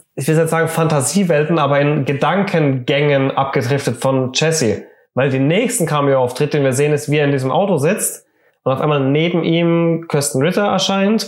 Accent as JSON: {"language": "German", "country": "Germany", "said": "wir sind Deutsche"}